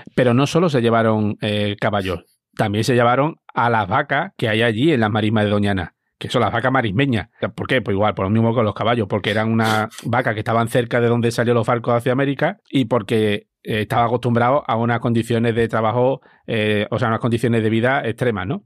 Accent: Almonte, Andalusia, Spain; mi pueblo que está en Almonte, en la provincia de Huelva

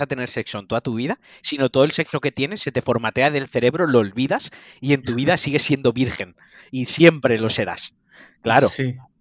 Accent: Valencian Community, Spain; como valenciano

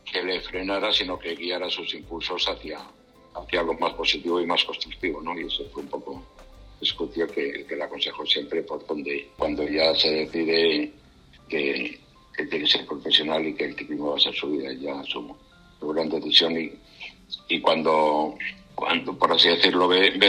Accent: Spain; now in France; hace 10 años que salí de España para Francia y es donde he estado hasta ahora.

